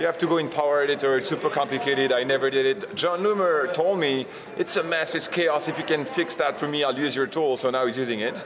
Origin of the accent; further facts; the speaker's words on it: France; also born or lived in New York; I was born in New York, but I was raised and educated in France. So you'll you'll hear a little accent